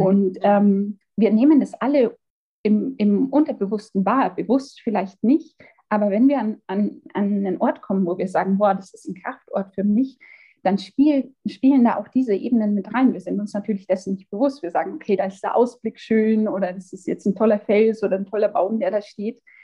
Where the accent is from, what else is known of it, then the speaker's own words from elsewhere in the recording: Amberg, Bavaria, Germany; moved away as an adult; also born or lived in Regensburg / Gotland, Sweden / Munich; ich bin in Amberg geboren, in der Oberpfalz, bin nach einigen Jahren, die ich für Studium und Arbeit in Regensburg, in Schweden, auf der Insel Gottland und ähm, in München verbracht habe, jetzt quasi wieder ähm, hierher zurückgekommen